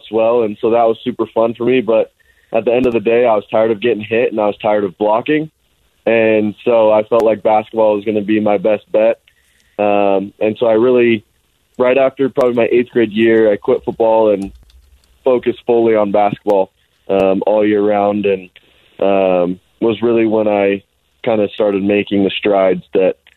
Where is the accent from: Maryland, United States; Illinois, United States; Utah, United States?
Utah, United States; Alpine; also born or lived in Highland, Utah; Most of the time I tell people I'm from Alpine because every time I told somebody I'm from Highland